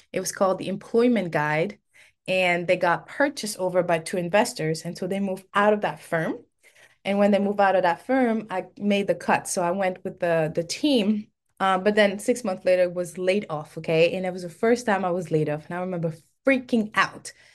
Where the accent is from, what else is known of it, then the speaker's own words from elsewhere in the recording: Senegal; first language French; English is a second language; moved away as an adult; also born or lived in Cape Verde; now in United States; I was born and raised in Senegal